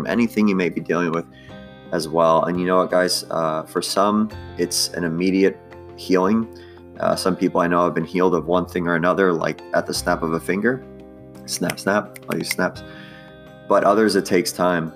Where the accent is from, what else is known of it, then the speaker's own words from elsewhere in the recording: New York, United States; I'm from New York